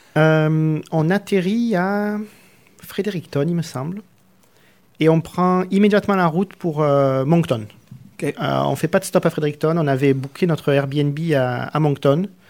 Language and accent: French; Arles, Provence-Alpes-Côte d'Azur, France; moved away as an adult; also born or lived in Nîmes, Gard / Marseille area; now in Canada; je suis né dans le Gard, à Nîmes, et j'ai grandi à Arles.